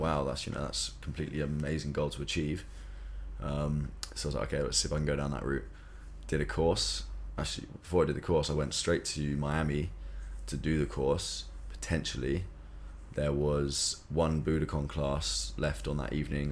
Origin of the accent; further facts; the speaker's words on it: South East England, United Kingdom; moved away as an adult; also born or lived in London; now in Bali, Indonesia; I'm from England, South England, so nearer to London.